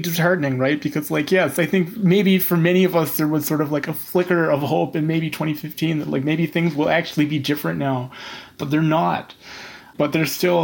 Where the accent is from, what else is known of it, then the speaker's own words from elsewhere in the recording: Newfoundland and Labrador, Canada; I'm a Newfoundlander